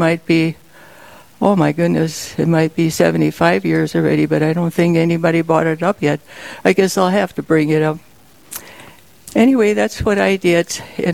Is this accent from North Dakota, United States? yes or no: yes; St. Anthony, North Dakota, United States; also born or lived in Flasher, North Dakota; I grew up the St. Anthony, Mandan area